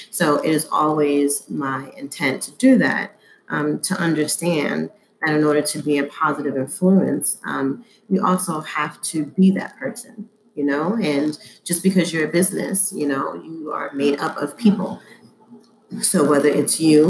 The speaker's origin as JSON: {"language": "English", "town": "New York City", "region": "New York", "country": "United States", "tie": "born or raised there", "said": "being a Black person in America, in New York, growing up in Harlem"}